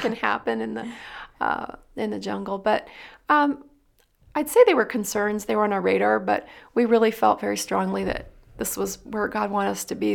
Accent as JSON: {"language": "English", "town": "Dayton", "region": "Ohio", "country": "United States", "moved": "as an adult", "lives_now": "Philippines", "said": "I'm actually from Dayton, Ohio"}